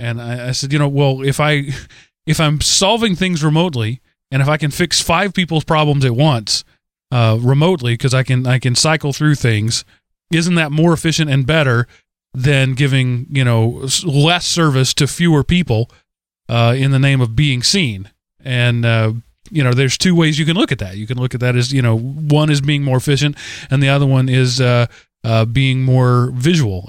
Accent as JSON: {"language": "English", "region": "Texas", "country": "United States", "said": "I'm a Texan"}